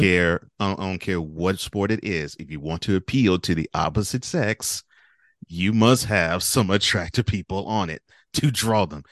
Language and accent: English; Houston, Texas, United States; also born or lived in New Orleans; I grew up in Houston, so, you know, Houston Texas